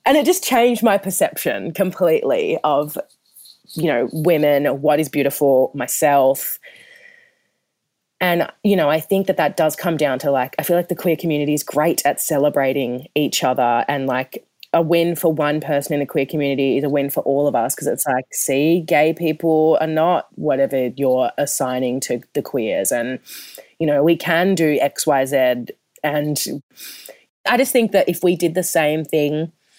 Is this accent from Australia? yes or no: yes; Perth, Western Australia, Australia; moved away; also born or lived in Melbourne; I'm from Perth. I'm used to a warm tropical heat.